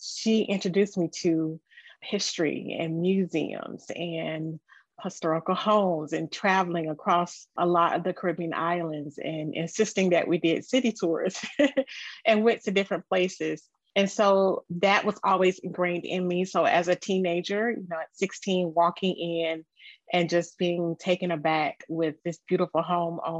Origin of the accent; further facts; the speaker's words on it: Jacksonville, Florida, United States; I grew up in Jacksonville, Florida.